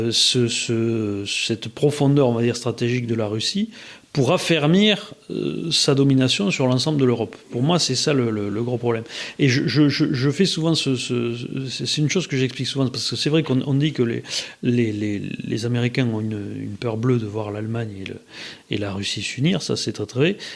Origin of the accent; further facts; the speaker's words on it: France; Alors, en, plus en tant que Français.